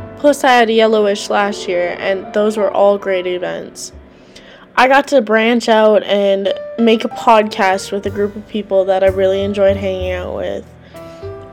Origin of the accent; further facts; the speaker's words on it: Carlton County, Minnesota, United States; I'm from Carlton County, and I'm a Minnesota 4-H State Ambassador